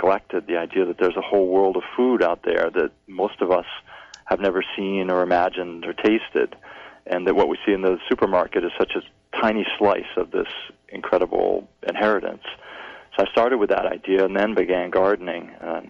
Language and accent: English; Massachusetts, United States; also born or lived in West Coast; now in Maine, United States; I was born and raised in Massachusetts, so this was a homecoming to me.